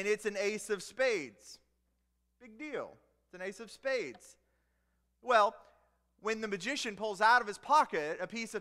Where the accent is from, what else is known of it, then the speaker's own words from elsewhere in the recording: the South, United States; I grew up in the South